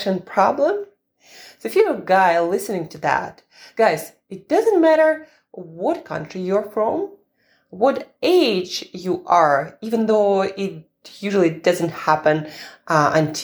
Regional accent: Russia; I'm Russian

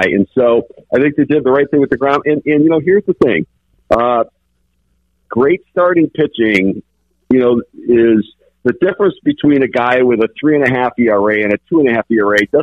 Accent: Detroit, Michigan, United States; I grew up in Detroit, so I watched the Tigers a lot

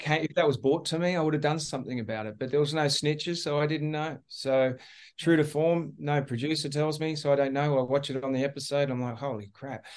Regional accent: Australia; being the Australian captain

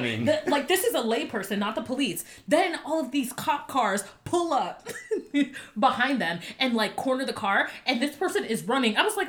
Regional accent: Florida, United States; now in Atlanta, United States; I'm from Florida.

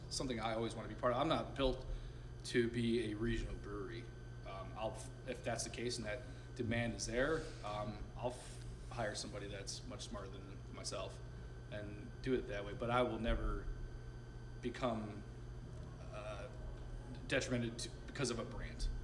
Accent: Sarasota, Florida, United States; also born or lived in Binghamton, New York; my parents retired in, in, Sarasota, and that's where I uh, was really raised

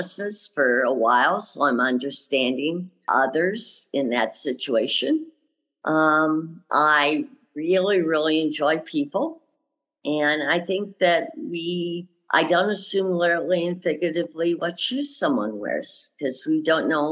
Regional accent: Lansing, Michigan, United States; moved away as an adult; also born or lived in Nevada; now in Arizona, United States; I grew up in Michigan, Lansing. I left there when I was about 19, 20 years old, moved out to Nevada

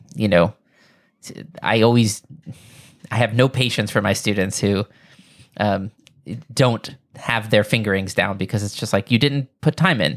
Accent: New York, United States; where I grew up here in New York

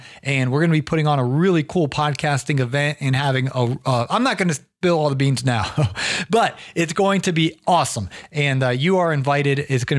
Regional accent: Atlanta, Georgia, United States; I'm from Atlanta

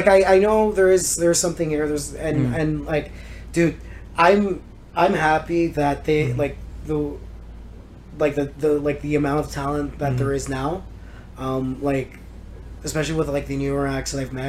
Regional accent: Maple, Ontario, Canada; I grew up in Maple.

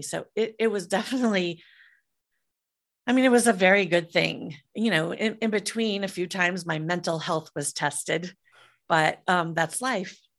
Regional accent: Midwest, United States; I grew up in the Midwest in the mid eighties

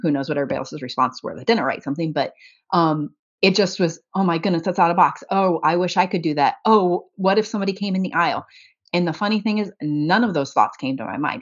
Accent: about two hours north of Indianapolis, United States; my hometown

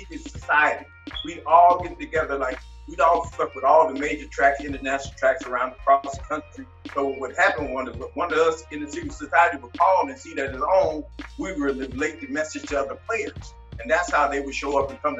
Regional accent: Long Beach, California, United States; I'm from Long Beach, California.

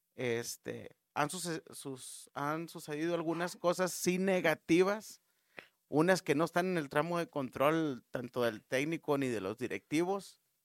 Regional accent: Mexico; como mexicano

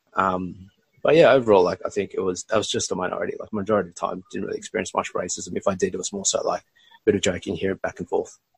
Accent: Australia; accent: Australian; also born or lived in Bangladesh; my family migrated to Australia when I was 18 months old

